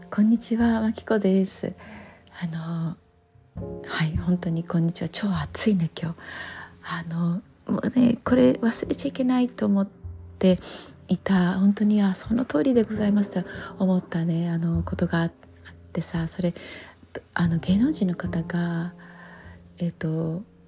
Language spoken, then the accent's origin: Japanese; Japan; 日本人に生まれて